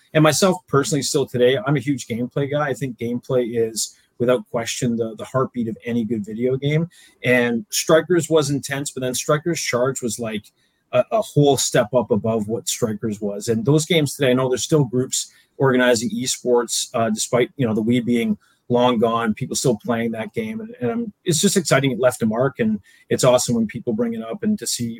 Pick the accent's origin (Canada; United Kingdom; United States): Canada; Oakville, Ontario; moved away; I grew up in Southern Ontario, in Oakville, Ontario